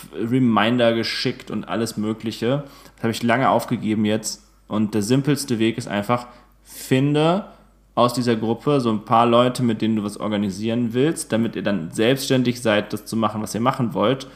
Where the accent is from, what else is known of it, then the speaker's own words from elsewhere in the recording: Aschaffenburg, Bavaria, Germany; moved away; bei mir zu Hause, also aus, aus meiner Heimat